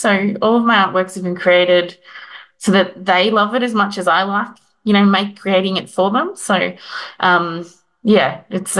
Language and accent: English; Queensland, Australia; moved away as an adult; now in Melbourne, Australia; I'm from Queensland and was in Melbourne, and none of my family lived down there